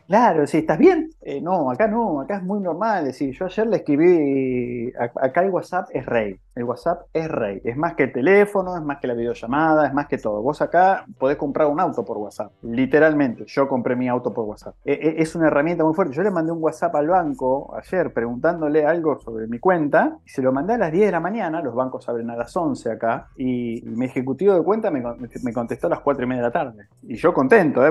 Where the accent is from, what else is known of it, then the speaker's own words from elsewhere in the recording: Argentina; moved away as an adult; now in Londrina, Brazil; somos argentinos